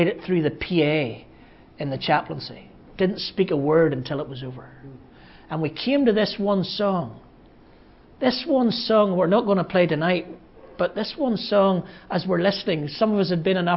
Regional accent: Ballymena, Northern Ireland, United Kingdom; also born or lived in Belfast; I'm from Ballymena, which is like being from the Bible Belt

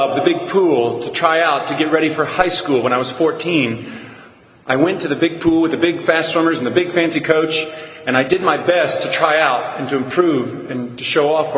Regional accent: San Antonio, Texas, United States; I was born and raised in San Antonio, Texas

